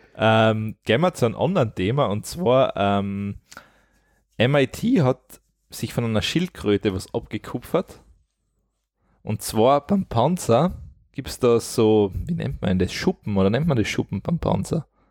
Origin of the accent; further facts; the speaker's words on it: Austria; bei uns in Österreich